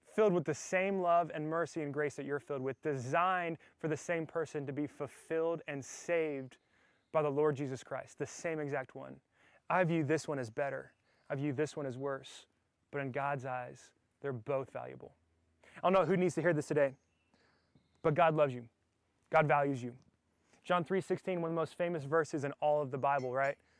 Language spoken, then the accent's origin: English; the South, United States; I'm from the South